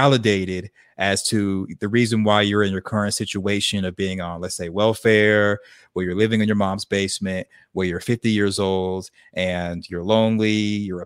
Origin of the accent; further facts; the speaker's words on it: Arkansas, United States; where I grew up in Arkansas, we were real religious